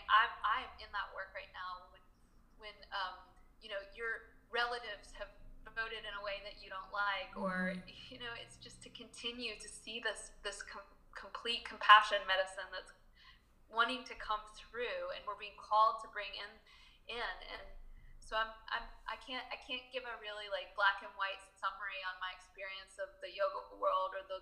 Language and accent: English; Charlottesville, Virginia, United States; moved away as an adult; also born or lived in Spain / San Francisco; my hometown in Charlottesville